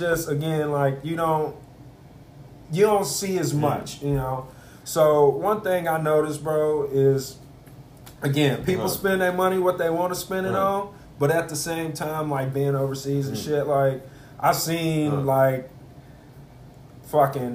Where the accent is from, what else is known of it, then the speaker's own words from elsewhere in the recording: Texas, United States; Growing up in Texas, bro, I grew up in what I call the ghetto